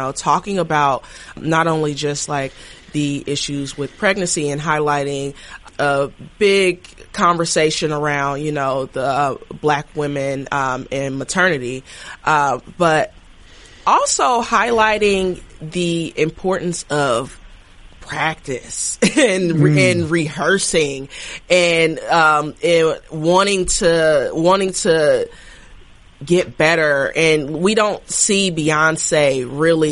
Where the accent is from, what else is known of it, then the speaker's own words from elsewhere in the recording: Dayton, Ohio, United States; moved away as an adult; also born or lived in Washington, D.C. / New York City; I grew up in Dayton, Ohio, you know, small Midwest city